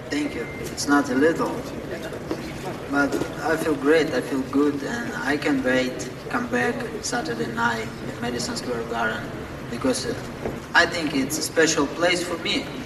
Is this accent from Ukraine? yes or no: yes; Ukraine; English is a second language; it was uh, a war in my country. It was a war in my hometown